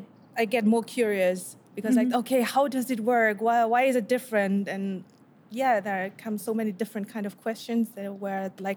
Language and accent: English; Germany; I'm second generation, meaning my parents came from Korea to Germany. I was born in Germany, raised up.